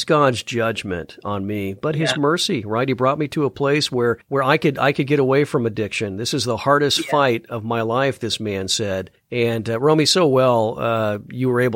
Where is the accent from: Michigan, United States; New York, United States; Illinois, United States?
Illinois, United States; Chicago; I'm from the Chicago area, and, you know, Navy Pier is a very popular attraction here